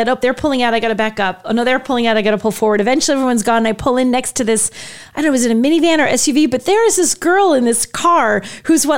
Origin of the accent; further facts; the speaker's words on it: New England, United States; We're from New England.